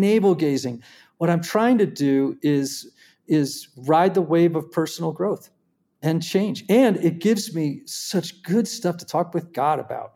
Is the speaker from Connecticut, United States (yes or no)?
yes; Greenwich, Connecticut, United States; I grew up in Greenwich, Connecticut